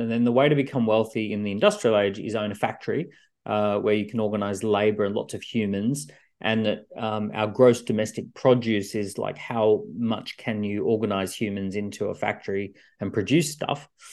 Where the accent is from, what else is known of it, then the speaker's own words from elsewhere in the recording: Australia; now in London, United Kingdom; I'm an Australian living in London